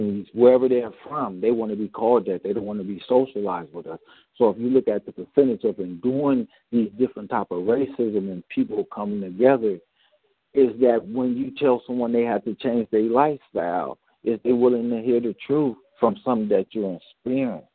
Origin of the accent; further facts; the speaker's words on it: Oakland, California, United States; I was born and raised in Oakland